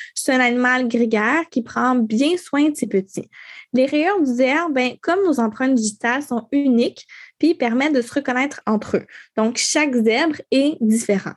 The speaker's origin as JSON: {"language": "French", "region": "Quebec", "country": "Canada", "accent": "Québécois", "said": "J'ai un accent québécois fois mille"}